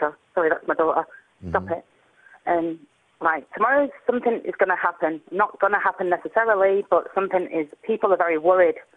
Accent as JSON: {"language": "English", "region": "England", "country": "United Kingdom", "said": "I'm not American. I'm English"}